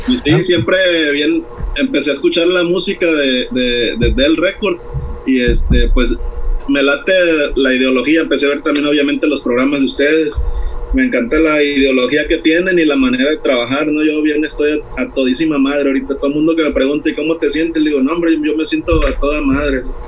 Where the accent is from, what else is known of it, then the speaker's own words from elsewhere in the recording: Veracruz, Mexico; now in Playa del Carmen, Mexico; yo originalmente soy de Veracruz, pero aquí en Playa del Carmen ya llevo 20 añitos que me trajeron mis jefes para acá